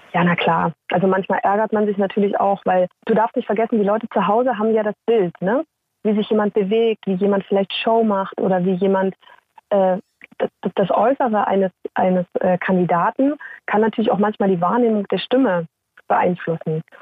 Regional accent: Saxony, Germany; accent: Saxon

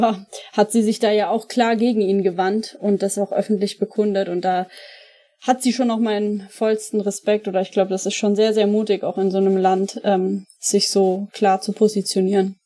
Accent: Franconia, Bavaria, Germany; also born or lived in Munich; now in Cologne, Germany; ich komme ja ursprünglich aus Franken

